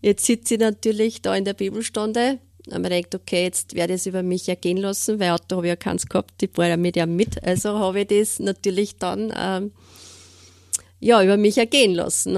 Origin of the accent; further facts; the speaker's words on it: Steyr, Upper Austria, Austria; ich wohne äh, in Steyr in Münichholz